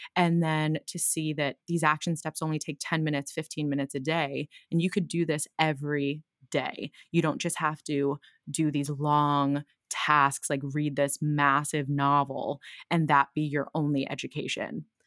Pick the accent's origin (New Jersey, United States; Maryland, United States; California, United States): New Jersey, United States; Brick; now in Brooklyn, United States; I grew up in a town called Brick in New Jersey by the shore